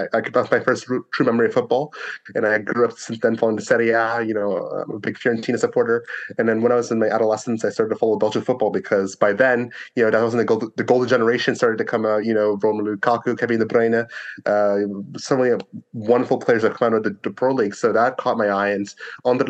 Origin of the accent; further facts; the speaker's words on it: Canada; also born or lived in Jamaica; I'm Jamaican-born, but I've lived in Canada basically my whole life.